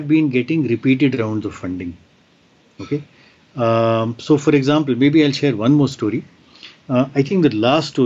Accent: Shimla, Himachal Pradesh, India; I have set up one such tab lab in my hometown, which is Shimla

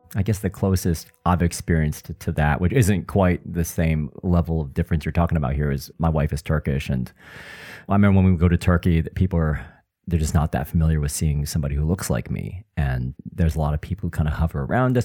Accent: United States; now in United Kingdom; I'm from the United States and I now live in the UK

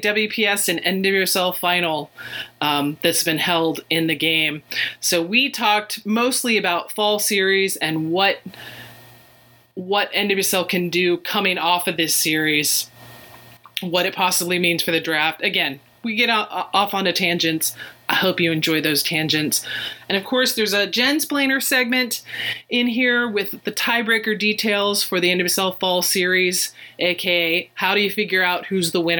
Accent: Houston, Texas, United States; being a native Houstonian, my hometown

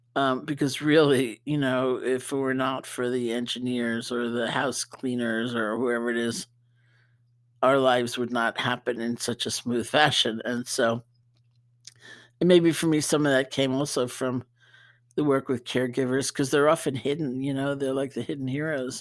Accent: New York, United States; being a New Yorker

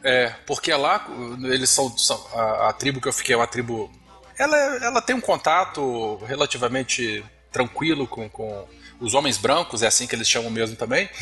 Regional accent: Vila Velha, Espírito Santo, Brazil; sou aqui do Espírito Santo, Vila Velha

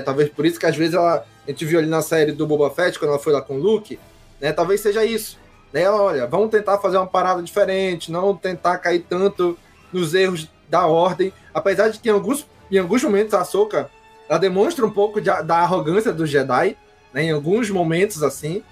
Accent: Brazil; eu, enquanto brasileiro

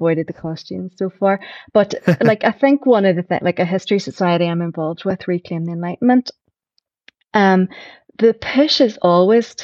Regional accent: Belfast, Northern Ireland, United Kingdom; also born or lived in Newtownards; I was born in Newton Arts, I've lived all around East Belfast

